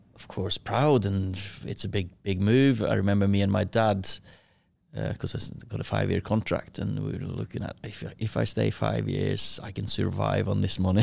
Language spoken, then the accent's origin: English; Kristiansund, Møre og Romsdal, Norway; moved away as an adult; now in Manchester, United Kingdom; I was born in Kristiansund, little, uh, fishing village or a city, town, whatever you wanna call it, uh, twenty-five thousand. I lived in, um, house with, uh, me, with my sister, four years younger than me, mum and dad.